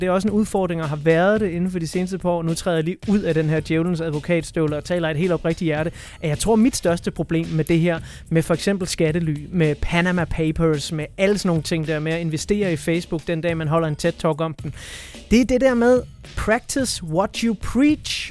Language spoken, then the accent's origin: Danish; Denmark; når vi sidder her som danskere, der, der virkelig ikke har det store forhold til religion